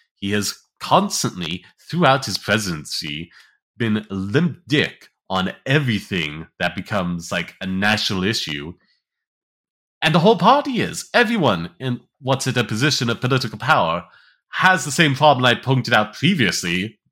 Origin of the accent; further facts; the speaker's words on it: United States; as American